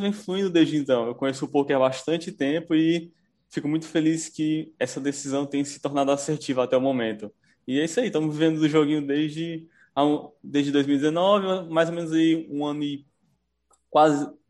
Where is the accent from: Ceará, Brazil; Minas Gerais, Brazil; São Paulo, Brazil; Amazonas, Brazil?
Ceará, Brazil; Fortaleza; Sou daqui de Fortaleza, Ceará